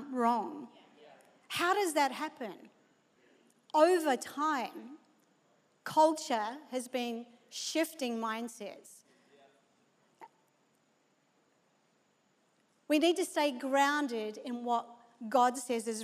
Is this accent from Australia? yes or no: yes; Australia; moved away; being an Aussie